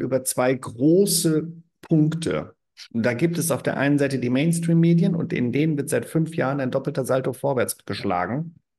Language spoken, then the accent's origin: German; small town near Frankfurt am Main, Hesse, Germany; moved away as an adult; now in Argaka, Cyprus; ich komme aus Deutschland, dann, ah, Deutschland, ah, wo denn genau? Ja, Frankfurt am Main in der Nähe, in der Kleinstadt.